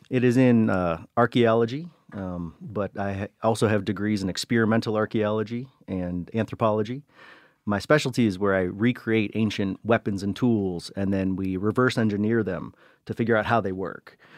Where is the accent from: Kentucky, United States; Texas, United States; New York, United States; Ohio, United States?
Ohio, United States; Cleveland; first language English; I was born in Cleveland